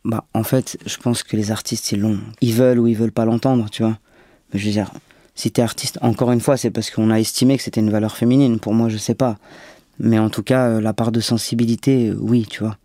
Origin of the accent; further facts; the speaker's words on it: Marseille, Provence-Alpes-Côte d'Azur, France; je suis né à Marseille